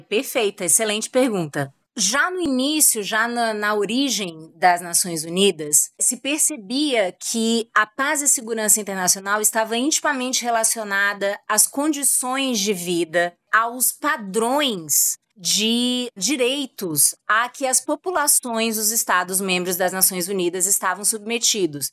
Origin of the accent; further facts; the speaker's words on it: Brazil; a gente como brasileiro